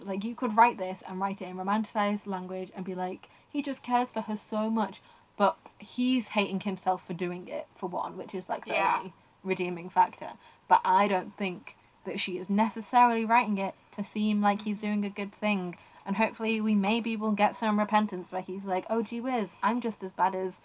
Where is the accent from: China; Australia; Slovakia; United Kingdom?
United Kingdom; you'll know that we're British, and you can probably tell that from our voices